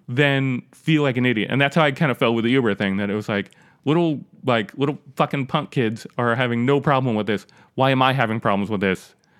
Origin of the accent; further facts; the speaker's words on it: New York, United States; I'm from New York